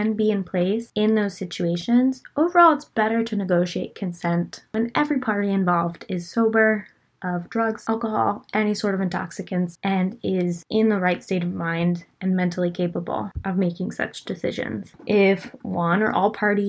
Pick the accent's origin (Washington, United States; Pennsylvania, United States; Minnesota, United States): Pennsylvania, United States; I am from Pennsylvania